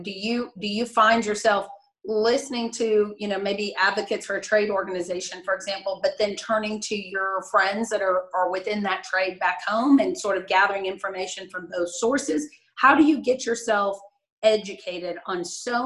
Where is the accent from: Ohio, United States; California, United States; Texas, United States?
Texas, United States; Denton; also born or lived in Austin, Texas; I grew up in Denton